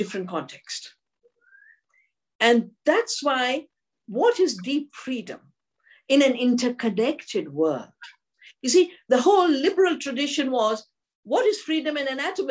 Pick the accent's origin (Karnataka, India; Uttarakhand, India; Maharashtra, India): Uttarakhand, India; Dehradun; I'm from Dehradun, a beautiful part of the Himalaya. And when I was growing up and my parents were very spiritual